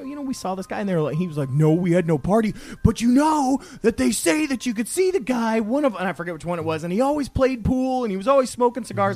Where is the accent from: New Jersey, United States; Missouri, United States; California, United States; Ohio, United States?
Ohio, United States; Toledo; now in Louisville, United States; my hometown Toledo